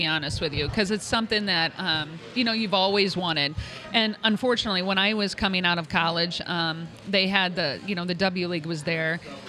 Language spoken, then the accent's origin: English; St. Louis, Missouri, United States; we're St. Louis.